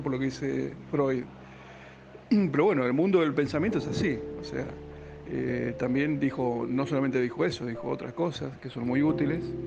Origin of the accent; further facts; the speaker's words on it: Argentina; la cultura actual, en particular la nuestra, la argentina, ni hablar la porteña